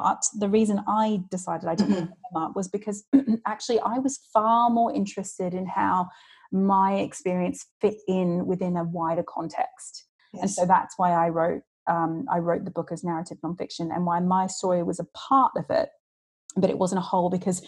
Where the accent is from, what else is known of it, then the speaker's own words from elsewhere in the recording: Australia; now in London, United Kingdom; I am Australian. I wasn't born here, but I have lived here for about 21 years, in fact, now. I've lived in London, which is insane.